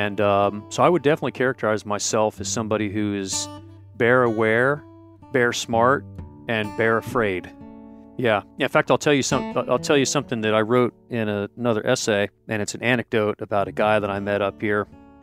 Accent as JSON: {"language": "English", "region": "Ohio", "country": "United States", "said": "I am originally from Ohio, but I tell everyone that I've lived as many places as 10 people."}